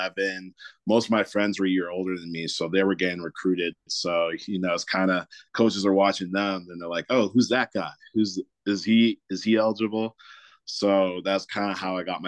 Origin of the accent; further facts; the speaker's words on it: Toronto, Ontario, Canada; I was born and raised in Toronto